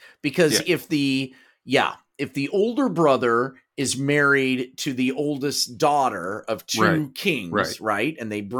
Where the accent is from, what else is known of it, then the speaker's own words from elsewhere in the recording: Kansas, United States; We're from Kansas.